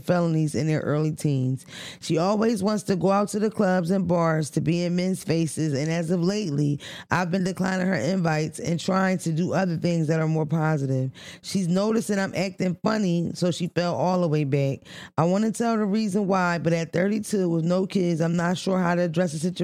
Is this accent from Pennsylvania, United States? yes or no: yes; Philadelphia, Pennsylvania, United States; we're from Philadelphia